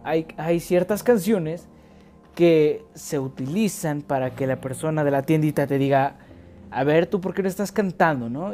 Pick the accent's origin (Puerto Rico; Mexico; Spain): Mexico; como buen mexicano